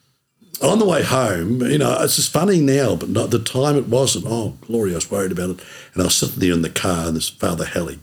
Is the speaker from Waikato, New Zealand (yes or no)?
no; Milton, Otago, New Zealand; also born or lived in Invercargill; I grew up in Milton, went to primary there at St. Mary's